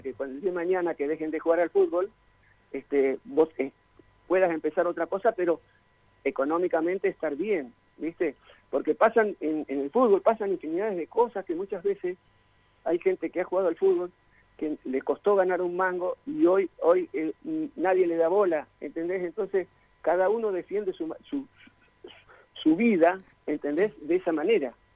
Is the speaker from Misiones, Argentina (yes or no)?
no; Corral de Bustos, Córdoba, Argentina; yo soy de Corral de Gusto